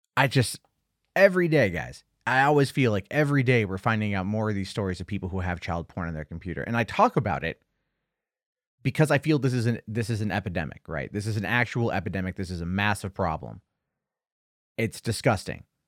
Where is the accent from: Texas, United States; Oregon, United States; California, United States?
California, United States; San Diego; moved away; both from San Diego, which was my hometown for fifteen years